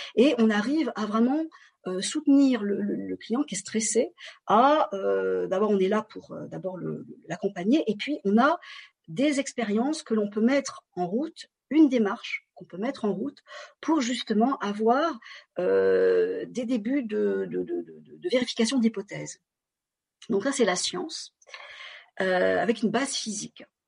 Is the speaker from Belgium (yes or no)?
no; France; je suis d'origine vietnamienne et je suis née en France